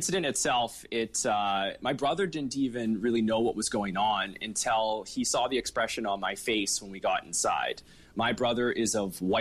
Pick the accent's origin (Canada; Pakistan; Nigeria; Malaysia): Canada; Fort St. John, British Columbia; now in Vancouver, Canada; I grew up in Montney and Rose Prairie, just outside of town, and I attended Upper Pine Elementary School